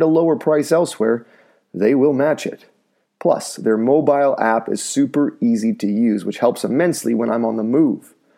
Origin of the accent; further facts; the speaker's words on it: North Vancouver, British Columbia, Canada; my hometown in North Vancouver